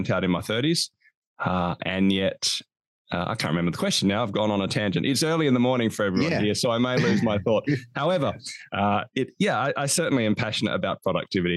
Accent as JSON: {"language": "English", "country": "Australia", "also_born_or_lived": "Hobart, Tasmania", "said": "you can hear my accent. I'm from Australia. I live in a place called Hobart, Tasmania."}